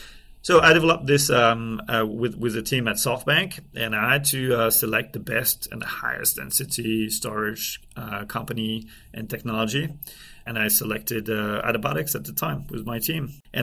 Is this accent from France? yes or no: yes; France; accent: French; English is a second language; now in United States; I'm from France. I'm doing my best to try and improve my English accent, but can't hide it.